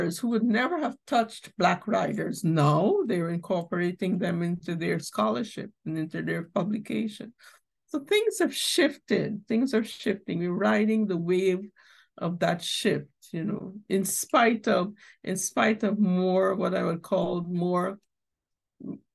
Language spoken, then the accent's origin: English; Guyana; I'm from Guyana.